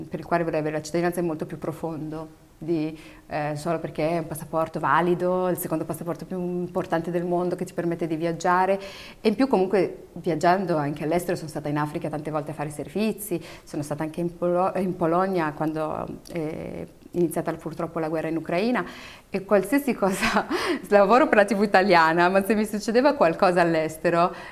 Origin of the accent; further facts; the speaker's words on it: Italy; io e tutti quelli come me, che sono nati o cresciuti in Italia, devono avere il diritto di non andarci, di andarci o di fare quello che vogliono.